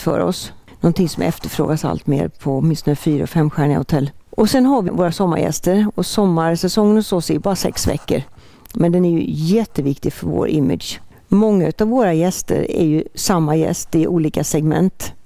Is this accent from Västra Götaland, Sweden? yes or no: yes; Borås-Ulricehamn area, Västra Götaland, Sweden; moved away; also born or lived in Halmstad; Vi hade sommarstuga i Frösakull när jag växte upp. Som så många ifrån den trakten Borås-Ulricehamn